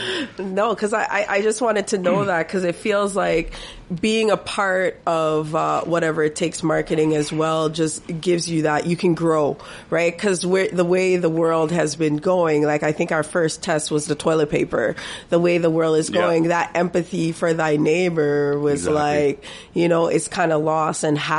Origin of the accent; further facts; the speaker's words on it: Toronto, Ontario, Canada; No, I grew up in Toronto, so you can't even judge that.